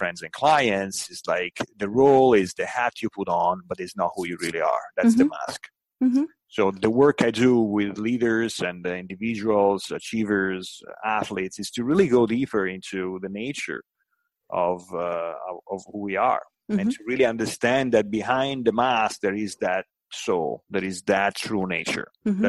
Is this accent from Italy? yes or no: yes; Italy; English is a second language; I grew up in Italy, and I spent many years of my life living and breathing in Italy, and I had many wonderful experiences.